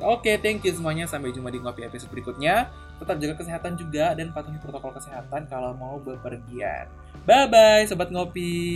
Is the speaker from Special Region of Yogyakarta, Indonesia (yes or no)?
no; Surabaya, East Java, Indonesia; moved away as an adult; now in Tangerang, Indonesia; gua dari kecil hingga besar di Surabaya sampai SMA di Surabaya